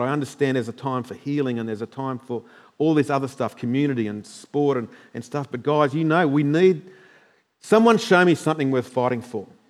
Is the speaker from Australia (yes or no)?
yes; Queensland, Australia; as normal Queenslanders